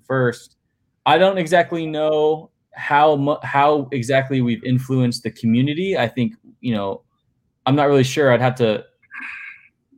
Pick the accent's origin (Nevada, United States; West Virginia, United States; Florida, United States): Florida, United States; St. Petersburg; also born or lived in Sarasota, Florida; I was born and raised here in St. Pete